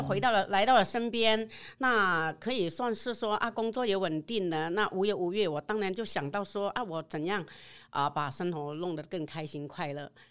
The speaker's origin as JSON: {"language": "Chinese", "country": "Vietnam", "second_language": "Chinese", "moved": "as an adult", "lives_now": "Taiwan", "said": "来自越南"}